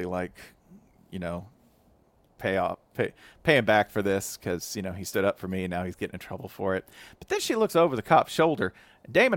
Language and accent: English; Tennessee, United States; I'm from Tennessee